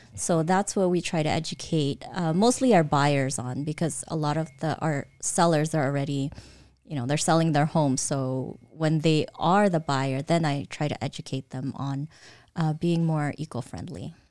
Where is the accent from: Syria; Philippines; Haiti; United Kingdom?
Philippines; Caloocan, Metro Manila; now in Eastvale, United States; I was born in the Philippines, in Caloocan